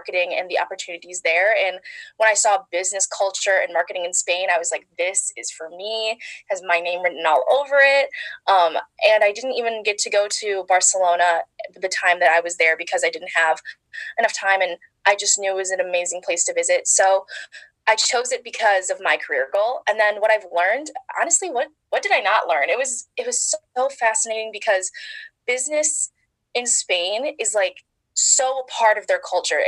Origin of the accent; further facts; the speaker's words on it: La Grange, Illinois, United States; moved away as an adult; now in East Lansing, United States; So I'm originally from Chicago, a western suburb called La Grange.